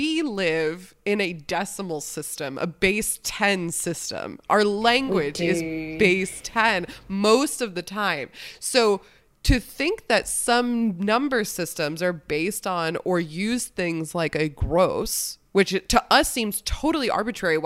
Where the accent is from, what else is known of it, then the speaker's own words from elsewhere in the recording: United States; I'm American